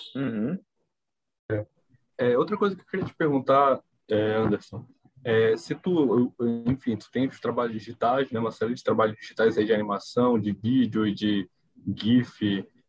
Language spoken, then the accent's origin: Portuguese; Belém, Pará, Brazil; Eu sou de Belém